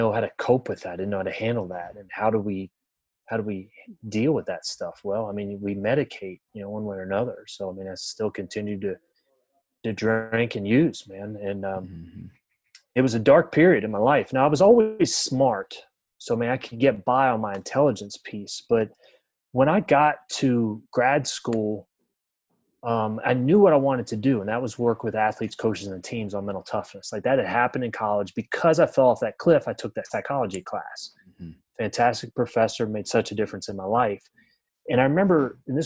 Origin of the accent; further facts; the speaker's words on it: Maryland, United States; moved away as an adult; also born or lived in West Virginia; now in Indianapolis, United States; I grew up in Maryland, went to a little Division II school in West Virginia